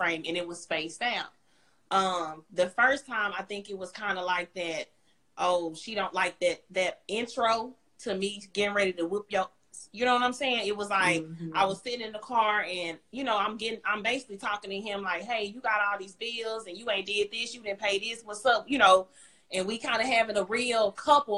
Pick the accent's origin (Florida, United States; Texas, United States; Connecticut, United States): Texas, United States; Dallas; I'm from Oak Cliff